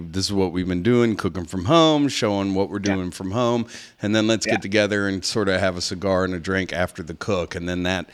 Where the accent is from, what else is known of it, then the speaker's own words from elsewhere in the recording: Westwood, New Jersey, United States; now in Florida, United States; I was born, if you could believe this, I was born in Westwood, New Jersey